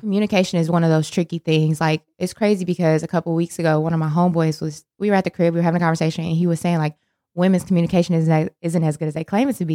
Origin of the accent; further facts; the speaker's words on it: Milwaukee, Wisconsin, United States; moved away as an adult; also born or lived in Indiana / Chicago, Illinois; now in Charlotte, United States; I was born and raised in Milwaukee, Wisconsin